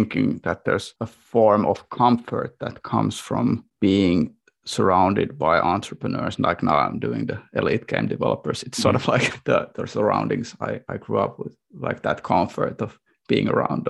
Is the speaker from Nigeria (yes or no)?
no; Warsaw, Masovian Voivodeship, Poland; English is a second language; So there was like a, this kind of like glass, I would say, cutting industry in where I grew up in Varsoy, where the family business was booming until the late 90s when it all crashed with the Soviet market sort of going away.